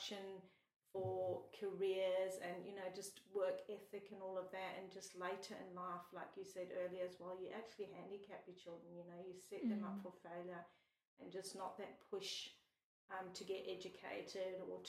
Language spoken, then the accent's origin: English; South Africa; now in Australia; us growing up in South Africa